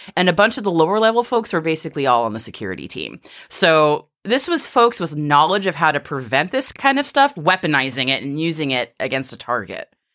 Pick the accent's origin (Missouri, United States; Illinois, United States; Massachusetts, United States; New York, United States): Massachusetts, United States; the spirit of America, A K A Massachusetts, my home state.